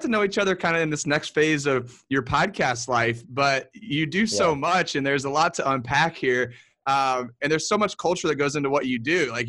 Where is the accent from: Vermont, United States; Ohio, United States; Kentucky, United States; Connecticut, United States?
Kentucky, United States; Louisville; moved away; I'm from Louisville originally.